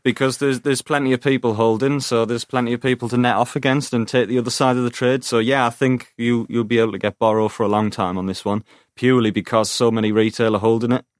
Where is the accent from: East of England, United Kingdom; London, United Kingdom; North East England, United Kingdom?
North East England, United Kingdom; Teesside; I'm from Teesside